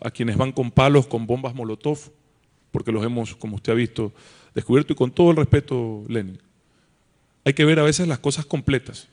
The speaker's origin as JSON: {"language": "Spanish", "country": "Ecuador", "said": "somos todos ecuatorianos"}